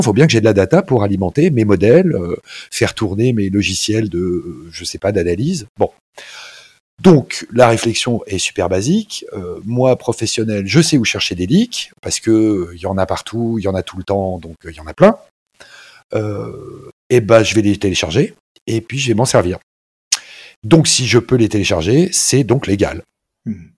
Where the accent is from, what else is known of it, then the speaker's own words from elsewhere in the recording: France; nous en France